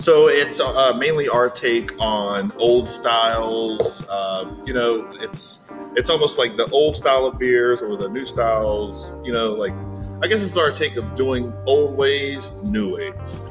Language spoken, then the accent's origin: English; Charlotte, North Carolina, United States; I am from Charlotte